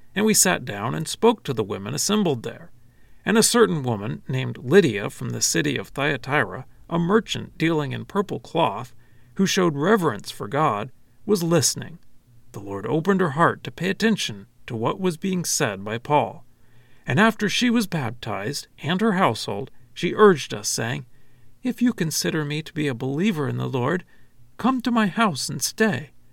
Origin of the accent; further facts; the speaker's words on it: United States; I'm an American citizen